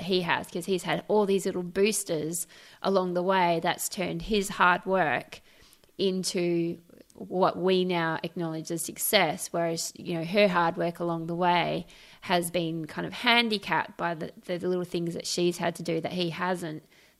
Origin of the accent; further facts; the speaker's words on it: Australia; also born or lived in Trinidad and Tobago; I was born in the West Indies in Trinidad and Tobago, which is not a terribly stable country, to be honest. And my parents moved us to Australia when I was 9.